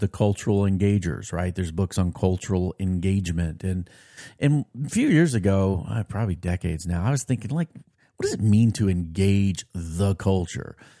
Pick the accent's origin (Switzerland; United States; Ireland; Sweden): United States; also born or lived in Nashville, Tennessee / New Jersey; growing up in America